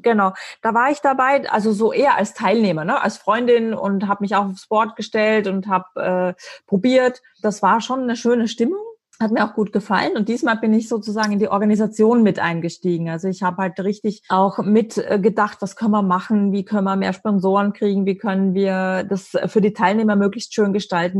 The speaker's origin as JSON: {"language": "German", "country": "Austria", "said": "ich bin als Österreicherin"}